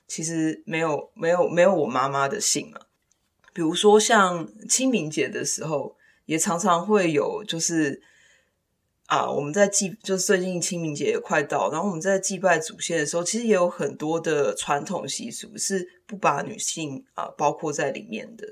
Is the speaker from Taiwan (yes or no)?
yes; Taiwan; now in United States; 我不是，我不是美国人，我是一个台湾人